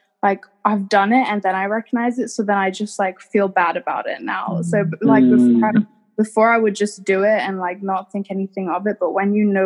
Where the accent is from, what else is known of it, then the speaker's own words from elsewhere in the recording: England, United Kingdom; moved away; born and raised in England